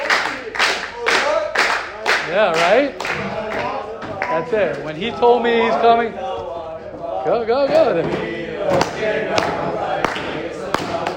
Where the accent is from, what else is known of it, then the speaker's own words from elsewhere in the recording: United States; I'm an American